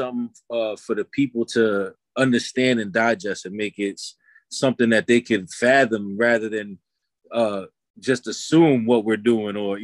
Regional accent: New York City, New York, United States; also born or lived in Long Island, New York; I was raised in the Bronx and in Long Island for most of my youth

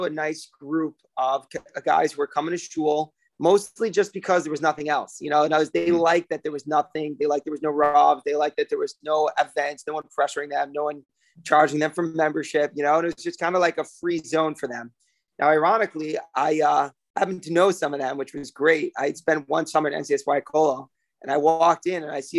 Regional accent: South Bend, Indiana, United States; also born or lived in Israel; now in New York, United States; I'm born and raised in South Bend, Indiana, Notre Dame, Fighting Irish

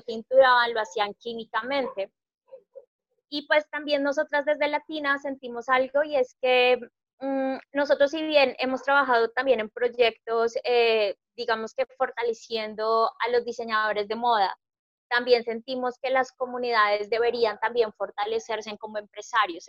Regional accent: Colombia

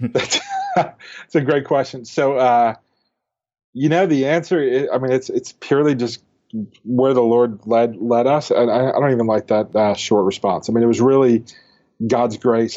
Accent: Northeast, United States; now in Dallas, United States; I grew up in the Northeast

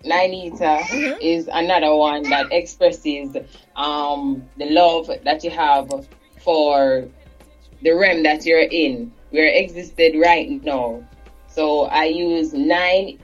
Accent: Kingston, Jamaica; I was back and forth in Trenchtown and Jonestown, right in the same surrounding community.

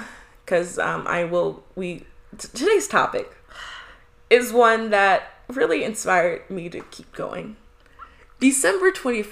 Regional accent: Midwest, United States; moved away; I'm from the Midwest

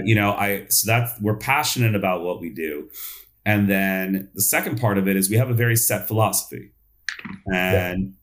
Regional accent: New York, United States; I grew up in New York

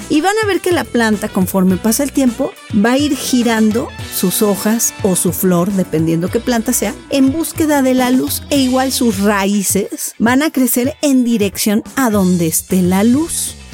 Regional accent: Mexico; así somos los latinos y en especial en México

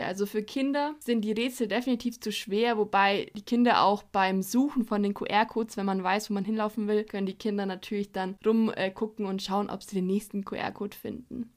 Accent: Allgäu, Bavaria, Germany; als gebürtige Allgäuerin liebe ich es

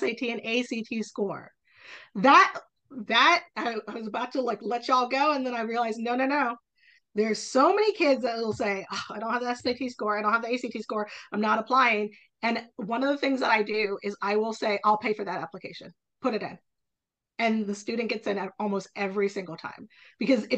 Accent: Virginia, United States; Hollins in my home state

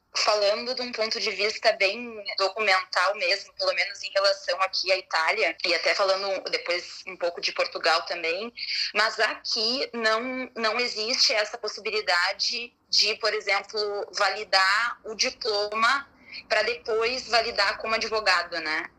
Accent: Porto Alegre, Rio Grande do Sul, Brazil; moved away as an adult; now in Bergamo, Italy; eu sou gaúcha de Porto Alegre

